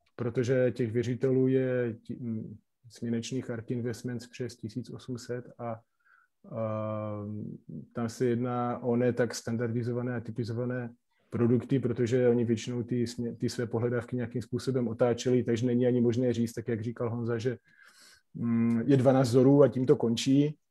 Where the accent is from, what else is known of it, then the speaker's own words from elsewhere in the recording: Slovakia; now in Czech Republic; ja som český advokát, ale pochádzam teda zo Slovenska